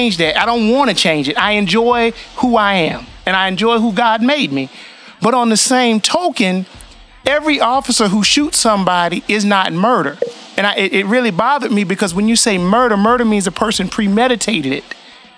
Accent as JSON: {"language": "English", "region": "the South", "country": "United States", "tie": "born or raised there", "said": "I'm black, I grew up black, I grew up in the South"}